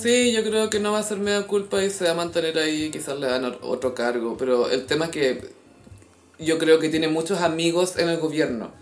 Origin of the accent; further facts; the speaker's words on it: Chile; somos chilenos